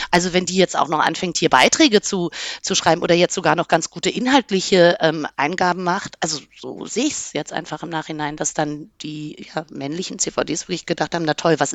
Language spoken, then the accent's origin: German; Berlin, Germany; mir war das wichtig als Berlinerin